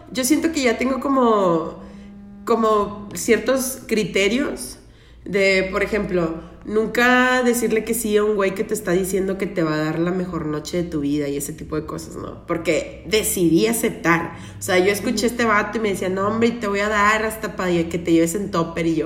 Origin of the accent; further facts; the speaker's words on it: Tamaulipas, Mexico; also born or lived in Nuevo León; Y soy de Tamaulipas, nací en Nuevo León, pero me criaron allá en Tamaulipas, entonces tengo lo mejor de los dos mundos del norte